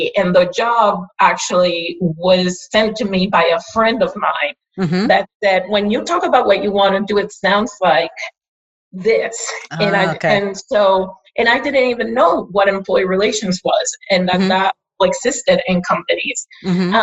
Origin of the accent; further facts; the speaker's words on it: Puerto Rico; first language Spanish; English is a second language; moved away as an adult; also born or lived in New Jersey, United States; I am from Puerto Rico